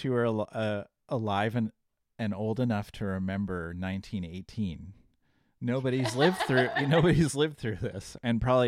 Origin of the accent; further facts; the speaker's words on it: Puyallup, Washington, United States; now in Portland, United States; I'm from just up north. I grew up in Puyallup, Washington.